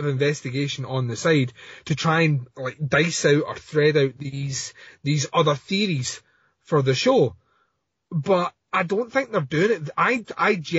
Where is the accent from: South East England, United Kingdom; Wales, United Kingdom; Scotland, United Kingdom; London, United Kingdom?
Scotland, United Kingdom; I'm Scottish. We're all sarcastic here